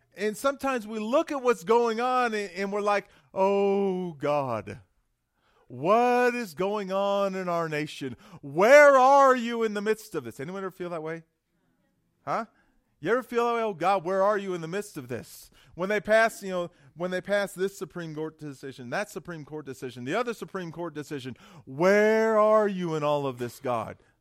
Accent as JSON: {"language": "English", "town": "San Jose", "region": "California", "country": "United States", "tie": "born or raised there", "also_born_or_lived": "Florida", "moved": "as an adult", "lives_now": "Estes Park, United States", "said": "I was born and raised in San Jose, California"}